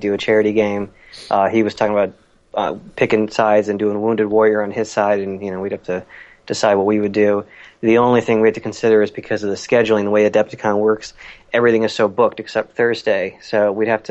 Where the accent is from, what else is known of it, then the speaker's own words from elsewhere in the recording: Maryland, United States; now in Wisconsin, United States; We're both from Maryland